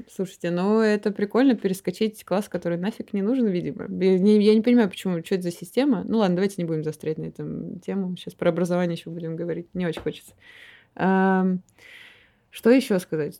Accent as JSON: {"language": "Russian", "town": "Omsk", "region": "Omsk Oblast", "country": "Russia", "tie": "born or raised there", "moved": "as an adult", "lives_now": "Moscow, Russia", "said": "Я из Омска. Приехала я в Москву 10 лет назад э, поступать. Вот до 18 лет я жила"}